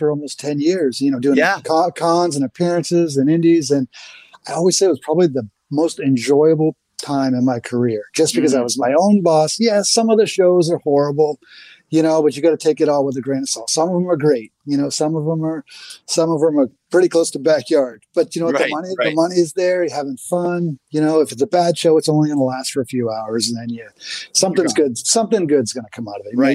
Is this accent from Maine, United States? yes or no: yes; Portland, Maine, United States; here we are in Portland, Maine, and not only my hometown, but my home state